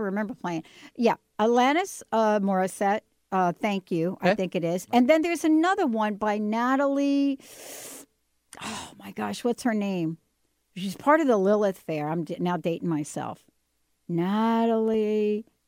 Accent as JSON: {"language": "English", "region": "New Jersey", "country": "United States", "said": "I'm from Jersey."}